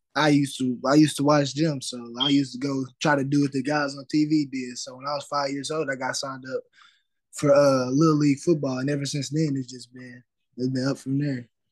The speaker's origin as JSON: {"language": "English", "town": "Fort Smith", "region": "Arkansas", "country": "United States", "said": "I'm from Fort Smith, Arkansas"}